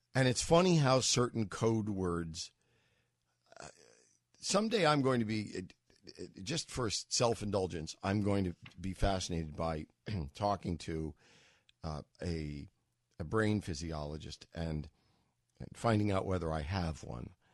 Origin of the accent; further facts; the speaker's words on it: New York, United States; also born or lived in Los Angeles; having grown up as a New Yorker